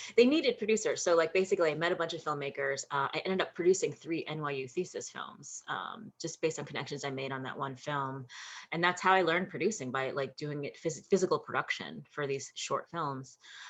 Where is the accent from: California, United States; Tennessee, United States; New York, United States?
New York, United States; growing up in New York